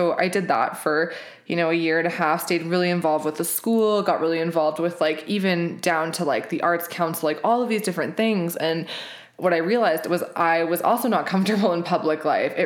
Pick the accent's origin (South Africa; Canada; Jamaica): Canada; Regina, Saskatchewan; moved away as an adult; now in Calgary, Canada; I am a Saskatchewan born and raised girl. I grew up in Regina.